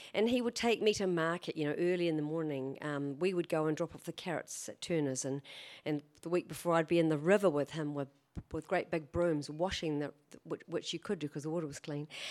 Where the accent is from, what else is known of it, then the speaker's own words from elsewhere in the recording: Canterbury, New Zealand; also born or lived in Christchurch; now in Auckland, New Zealand; I was raised in Canterbury